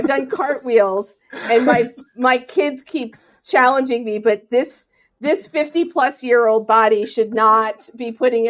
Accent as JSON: {"language": "English", "region": "New Jersey", "country": "United States", "tie": "born or raised there", "moved": "as an adult", "said": "I grew up in New Jersey."}